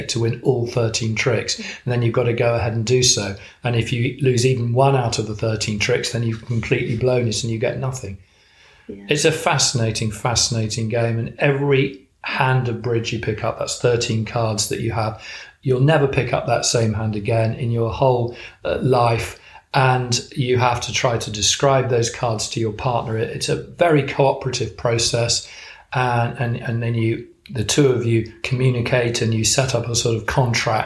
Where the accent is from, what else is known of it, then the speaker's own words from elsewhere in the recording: Chester, North West England, United Kingdom; now in Wiltshire, United Kingdom; I was actually born and brought up in Chester, so not too far away